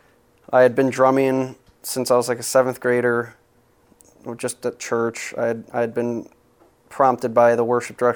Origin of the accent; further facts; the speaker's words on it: Apple Valley, Minnesota, United States; now in Minneapolis, United States; I am from Apple Valley, Minnesota